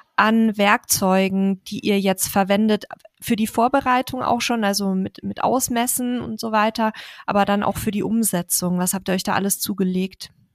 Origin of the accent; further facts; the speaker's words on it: Bavaria, Germany; wir sagen in Bayern Meterstab dazu